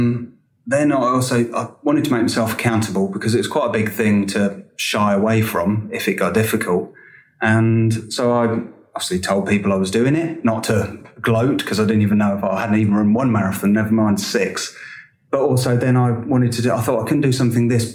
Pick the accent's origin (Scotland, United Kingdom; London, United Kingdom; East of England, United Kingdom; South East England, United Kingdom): East of England, United Kingdom; Peterborough; I'm from Peterborough